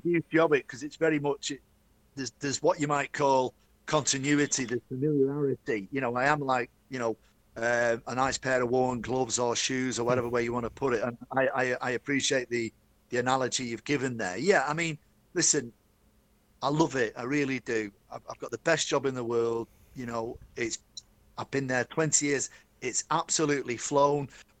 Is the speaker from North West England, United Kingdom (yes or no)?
yes; Manchester, North West England, United Kingdom; accent: Mancunian, very northern; it's very northern. Very Manchester.